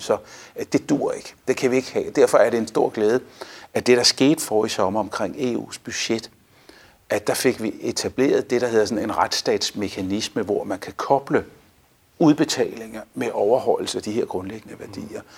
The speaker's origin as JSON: {"language": "Danish", "country": "Denmark", "said": "vi står sammen som danskere"}